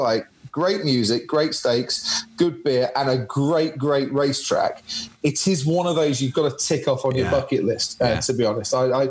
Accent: Stevenage, East of England, United Kingdom; born there; I was born in Stevenage.

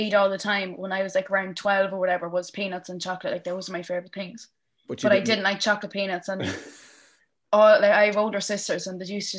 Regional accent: Casatara, County Cavan, Ireland; I'm from Casatara in Cavan, and the village. I used to play football for Ballyhays

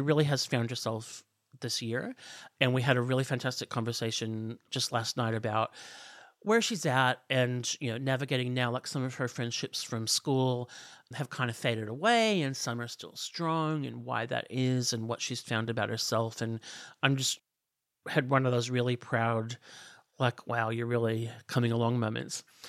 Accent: outside of Chicago, Illinois, United States; moved away as an adult; also born or lived in Los Angeles, United States; now in Australia; I grew up outside of Chicago

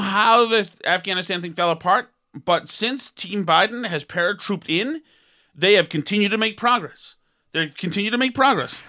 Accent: United States; as an American

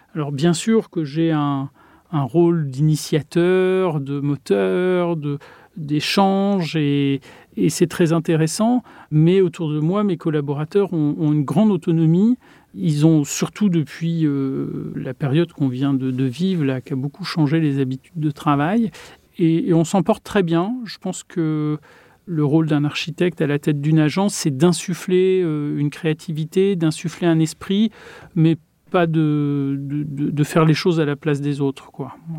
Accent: Touraine, Centre-Val de Loire, France; dans ma région d'origine, il y a une, architecture qui a une certaine douceur

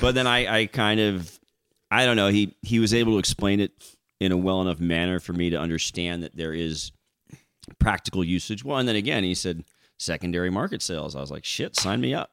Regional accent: Paso Robles, California, United States; moved away as an adult; also born or lived in Florida; I grew up on Willow Creek Road in Willow Creek District

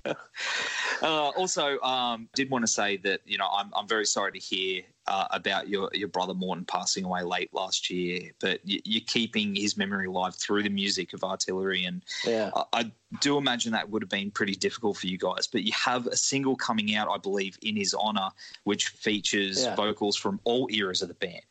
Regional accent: Australia; playing my hometown

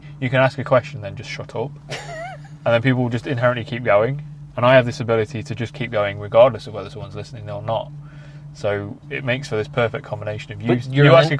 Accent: Ireland; I'm Irish.

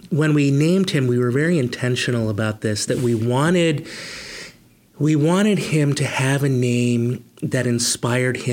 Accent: Rochester, New York, United States; also born or lived in Hudson, United States / Philadelphia, United States; And but I really say where I grew up was outside of Rochester, um, right along the shores of Lake Ontario.

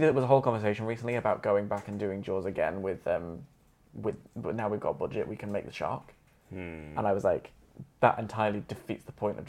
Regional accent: Queensland, Australia; Australians say Queen. I'm from Queensland.

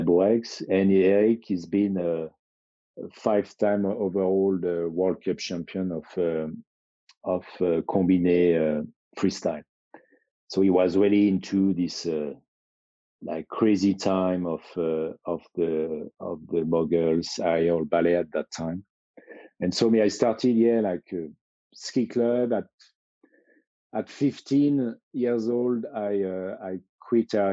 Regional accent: Chamonix, Auvergne-Rhône-Alpes, France; I grew up in Chamonix.

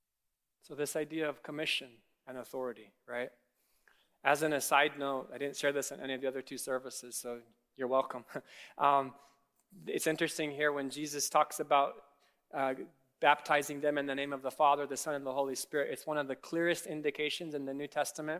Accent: Kenya; now in United States; I grew up in Kenya

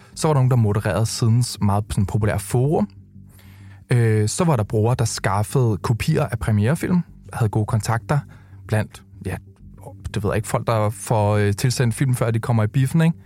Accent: Køge, Zealand, Denmark; da jeg boede hjemme i Køge

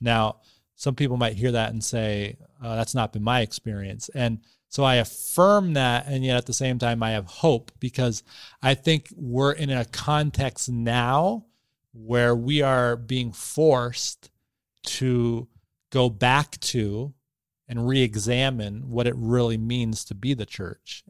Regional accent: Boston, Massachusetts, United States; moved away as an adult; also born or lived in New Hampshire; now in Bangor, United States; I was raised in the Boston area

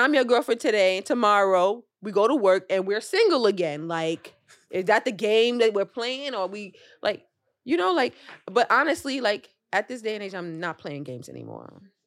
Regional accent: New York City, New York, United States; As a New Yorker

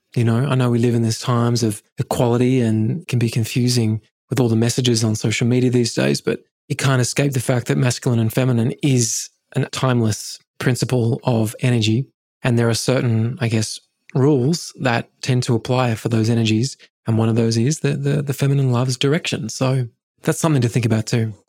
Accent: England, United Kingdom; I grew up in England

